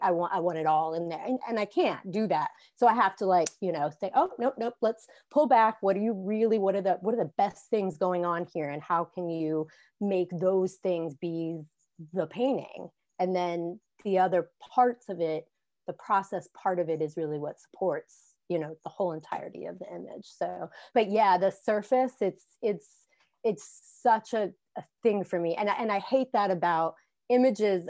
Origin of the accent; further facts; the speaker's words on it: Southwestern Virginia, United States; moved away as an adult; also born or lived in Washington, D.C.; now in Reston, United States; I grew up in Southwestern Virginia